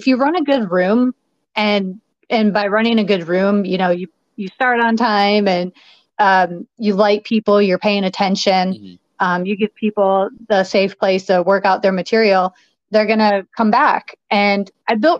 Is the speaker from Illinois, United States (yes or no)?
yes; Chicago, Illinois, United States; moved away as an adult; also born or lived in Las Vegas; now in New York, United States; I'm originally from the Chicago area